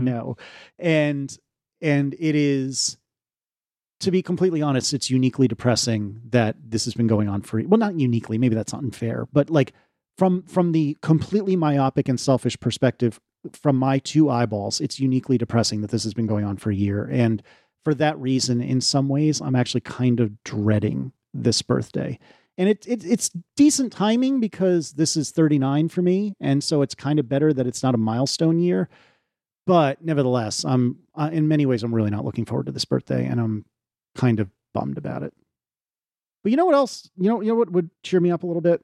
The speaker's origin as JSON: {"language": "English", "country": "United States", "said": "we're American"}